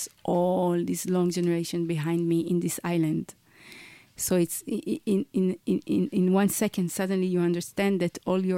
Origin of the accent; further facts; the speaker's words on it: Tel Aviv, Tel Aviv District, Israel; I was born in Tel Aviv